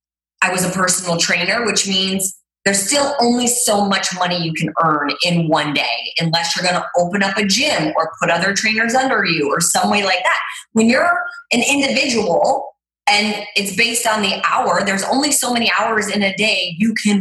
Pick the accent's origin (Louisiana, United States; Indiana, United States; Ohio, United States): Ohio, United States; Cleveland; now in Los Angeles, United States; I grew up in Cleveland, Ohio